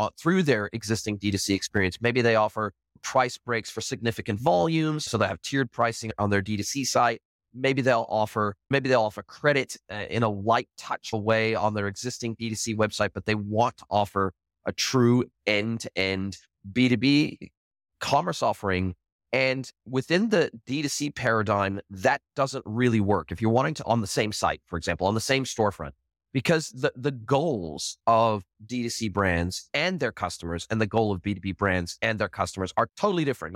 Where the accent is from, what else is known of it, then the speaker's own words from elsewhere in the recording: Southern California, United States; I grew up in Southern California, grew up close to the border in Southern California